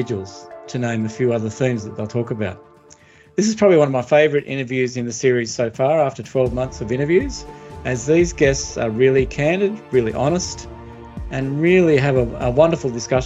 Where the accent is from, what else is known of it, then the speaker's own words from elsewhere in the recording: Australia; I grew up in Australia, but my ancestors were first fleeters.